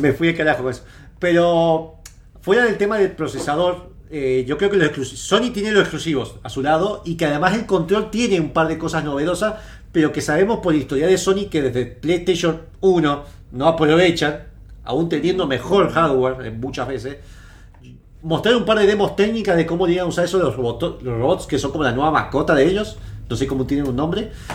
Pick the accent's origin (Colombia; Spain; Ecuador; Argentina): Argentina; Mendoza; Somos de Mendoza, así que estamos todos en Mendoza